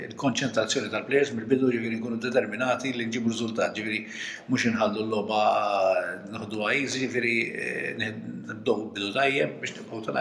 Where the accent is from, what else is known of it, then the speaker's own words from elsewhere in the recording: Malta; aħna Maltin